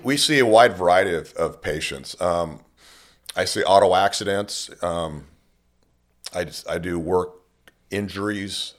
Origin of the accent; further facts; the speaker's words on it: Bakersfield, California, United States; born and raised in Bakersfield